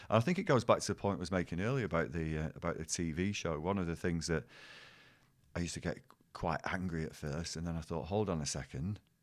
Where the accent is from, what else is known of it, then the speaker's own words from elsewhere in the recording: Bolton, North West England, United Kingdom; teaching in my hometown